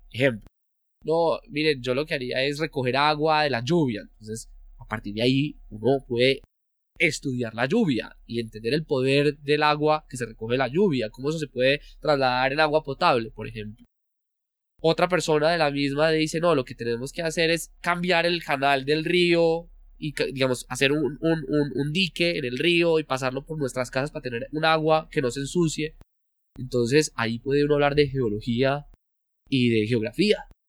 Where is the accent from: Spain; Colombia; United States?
Colombia